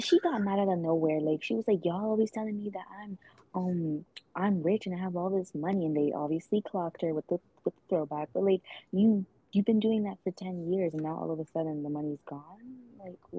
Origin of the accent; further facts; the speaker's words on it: Atlanta, Georgia, United States; let's go travel up to Atlanta, my hometown.